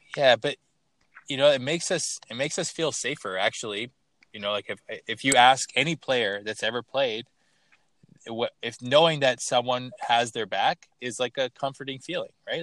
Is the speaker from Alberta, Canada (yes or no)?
no; Toronto, Ontario, Canada; I'm from Toronto